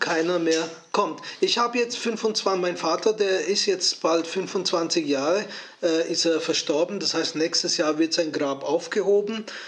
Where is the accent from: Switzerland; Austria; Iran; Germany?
Switzerland; Ich bin Schweizer